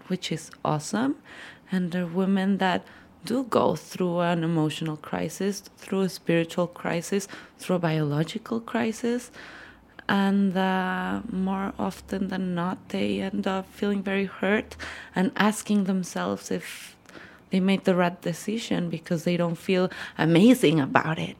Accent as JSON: {"language": "English", "region": "Mexico City", "country": "Mexico", "said": "I am a psychologist from Mexico City"}